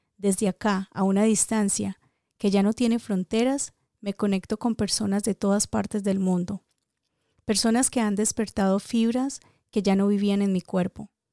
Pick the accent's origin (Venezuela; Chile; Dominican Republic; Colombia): Colombia; Dagua, Valle del Cauca; mi pueblo hermoso, ese pueblo que adoptó mi niñez, que se aprovechó de mis travesuras, que extendió sus horas para completar mis caprichos, ese pueblo que no fue mi cuna, pero sí mi almohada donde canalicé los mejores sueños. Esto es para ti, mi Dagua